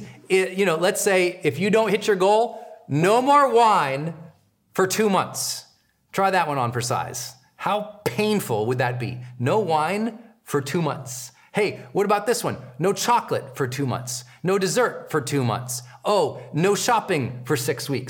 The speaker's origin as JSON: {"language": "English", "region": "Montana", "country": "United States", "said": "I'm from Montana where there are farm animals"}